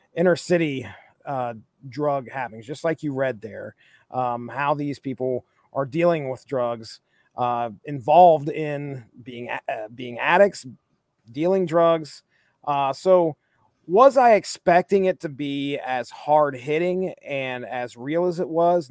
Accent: Appalachia, United States; I grew up in Appalachia

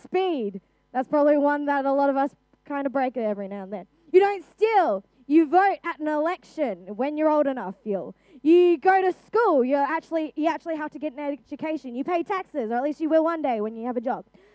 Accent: Australia; I'm an Australian citizen, born and raised in Australia.

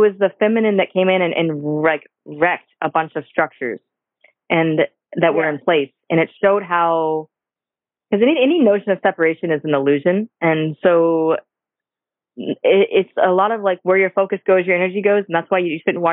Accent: St. Petersburg, Florida, United States; I'm born and raised in St. Pete, so I'm born and raised here in Florida

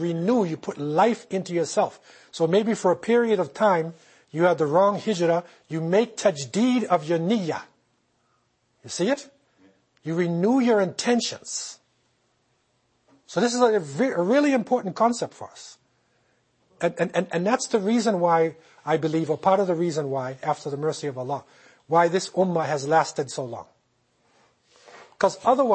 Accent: United States; now in Canada; I came here myself. I'm not from Canada. I'm from the United States.

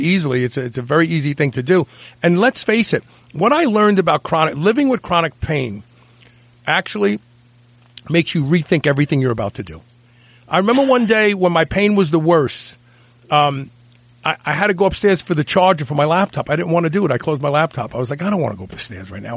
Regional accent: New York City, New York, United States; I'm from Brooklyn. I pronounce words very, very different than the normal people

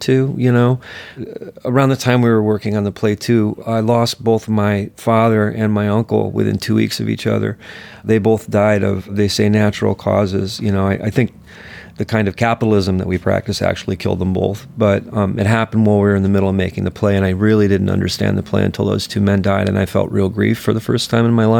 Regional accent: rural Minnesota, United States; I grew up working poor, and we eventually clawed our way to working class. And I'm not from West Virginia. I'm from rural Minnesota

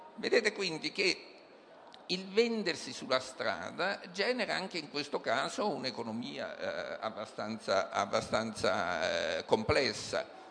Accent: Naples, Campania, Italy; Io sono, eh, sono di Napoli

